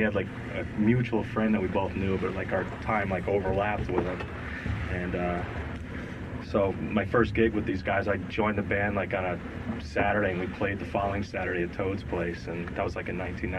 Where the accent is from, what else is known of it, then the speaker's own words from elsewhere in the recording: Bethel, Connecticut, United States; I'm from Bethel, Connecticut.